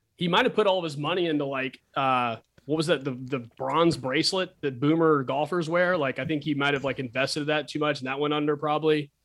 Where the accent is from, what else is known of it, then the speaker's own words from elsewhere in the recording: Texas, United States; I'm from Texas